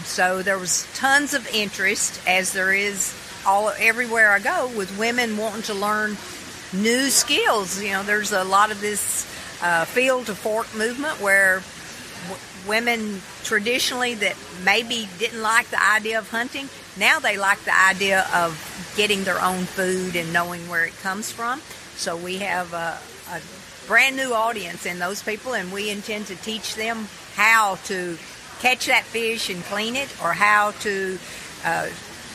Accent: Tennessee, United States; I am right here from Tennessee. I was born and raised, and I've traveled all over the world, and I've never found a place that I liked any better than Tennessee

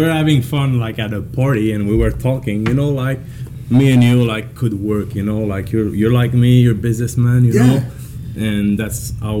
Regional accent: Quebec, Canada; moved away as an adult; also born or lived in Calgary, Canada; now in British Columbia, Canada; we came, both of us, from Quebec.

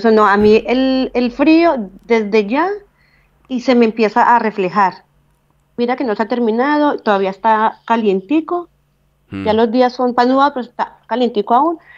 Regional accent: Calarcá, Quindío, Colombia; moved away as an adult; now in Switzerland; yo soy de Calarcá, del Quindío

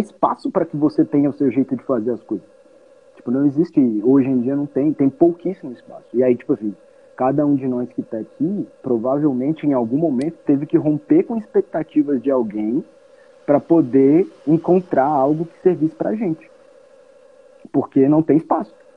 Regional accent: Brazil; a gente, como brasileiro

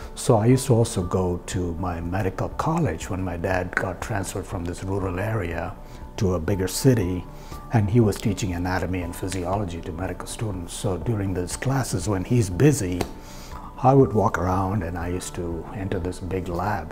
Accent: India; moved away as an adult; I was born in India, and of course, I went to college over there

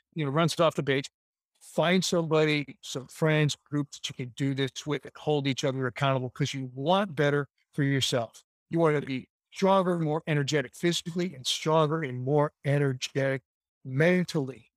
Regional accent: Chicago, Illinois, United States; I grew up in Chicago

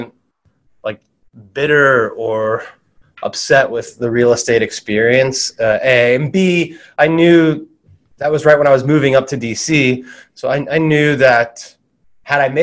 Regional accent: South Florida, United States; also born or lived in Fayetteville, Arkansas; When we were five, we moved to South Florida, and I grew up down there.

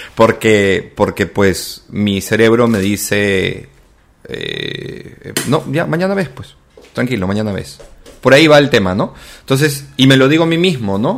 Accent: Callao, Peru; soy chalaco, viví en el Callao

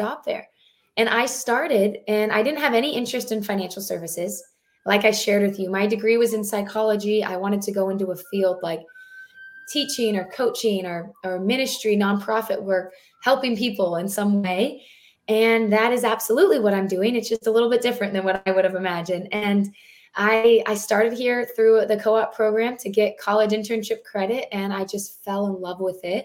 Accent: Southern California, United States; moved away as an adult; also born or lived in upstate New York; I'm actually born and raised in Southern California, but my husband and I lived in upstate New York for about 8 years

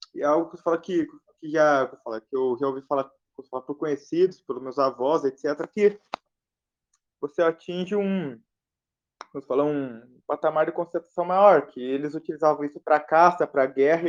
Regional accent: the South, southern Brazil, Brazil; eu sou do Sul

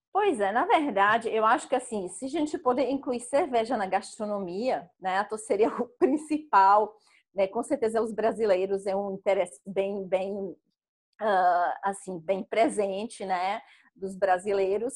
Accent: Czechia; Portuguese is a second language; moved away as an adult; also born or lived in Coimbra, Portugal / Brazil; que é o nome tcheco, porque eu sou tcheca

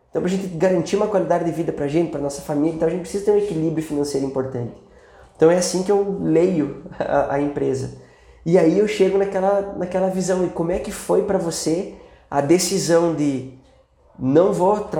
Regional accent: South Region, Brazil; E aí depois eu vim pra cá, acabei fazendo mestrado aqui na FMG, que eu sou lá do Sul, vim pra cá

